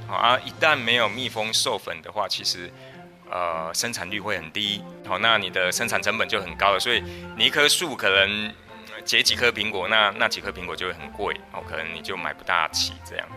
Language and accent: Chinese; Taiwan; 包含我们台湾这边，其实蜂农也都在反映